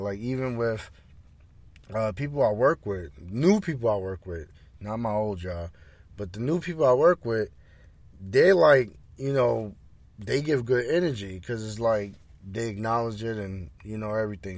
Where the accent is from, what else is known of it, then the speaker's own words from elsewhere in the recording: Roosevelt, New York, United States; my hometown, Roosevelt